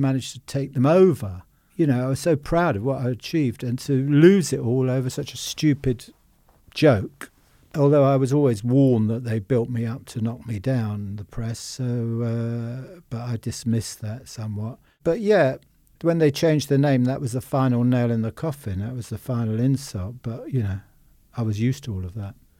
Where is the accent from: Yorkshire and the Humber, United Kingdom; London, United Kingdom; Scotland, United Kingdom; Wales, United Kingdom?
London, United Kingdom; Richmond; I was born in Richmond, uh, above our first shop.